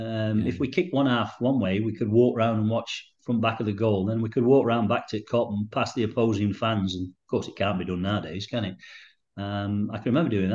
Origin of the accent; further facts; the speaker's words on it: Chesterfield, East Midlands, United Kingdom; I was born and bred in Chesterfield.